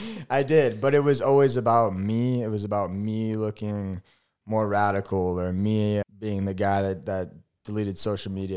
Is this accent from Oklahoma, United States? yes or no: no; St. Louis, Missouri, United States; moved away as an adult; also born or lived in Kansas; I'm from Saint Louis, Missouri, the Lou.